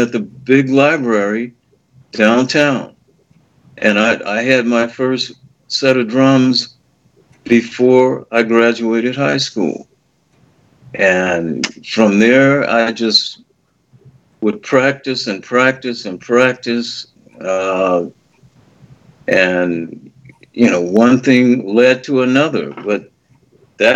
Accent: Los Angeles, California, United States; I'm from Los Angeles. I'm a native

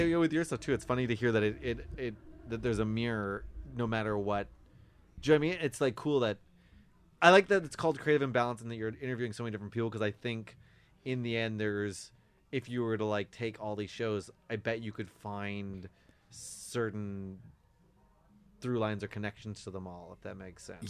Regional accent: Victoria, British Columbia, Canada; moved away as an adult; now in Toronto, Canada; grew up in Victoria

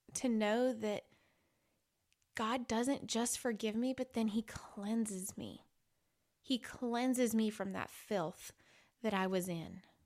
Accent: Illinois, United States; I grew up in Illinois

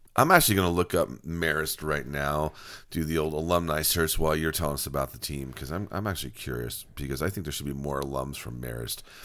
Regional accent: Monmouth County, New Jersey, United States; I grew up in Monmouth County in New Jersey

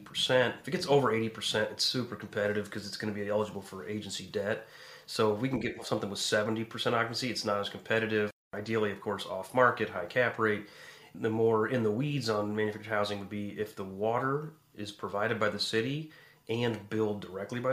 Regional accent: Quincy, Illinois, United States; my hometown, Quincy, Illinois

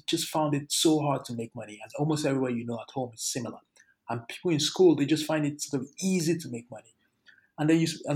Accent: Lagos, Nigeria; moved away; So I grew up in Lagos and I actually grew up in one of the poorest parts of Lagos

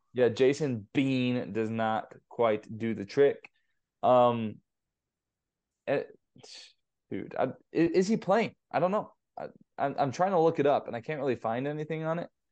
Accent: Southern California, United States; I grew up in Southern California

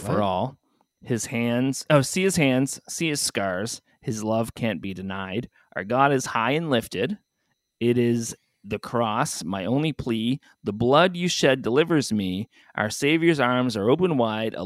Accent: Canada; we're Canadian

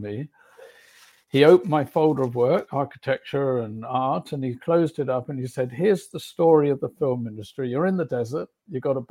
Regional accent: Reading, South East England, United Kingdom; I was a kid from Reading in England

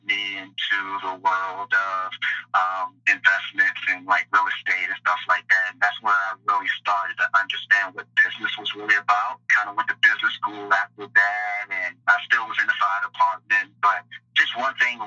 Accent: Washington, District of Columbia, United States; moved away as an adult; also born or lived in Raleigh, North Carolina; I grew up in Washington D.C., grew up in the inner city

